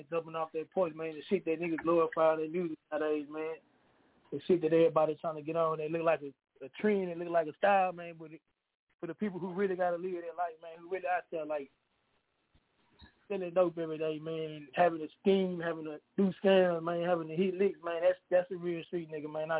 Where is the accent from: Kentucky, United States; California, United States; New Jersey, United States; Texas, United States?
Texas, United States; Houston; I'm from H-Town, man, Houston, Texas